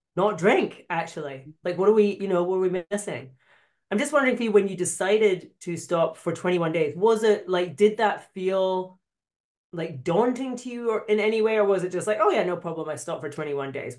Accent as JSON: {"language": "English", "region": "Scotland", "country": "United Kingdom", "said": "I'm Scottish"}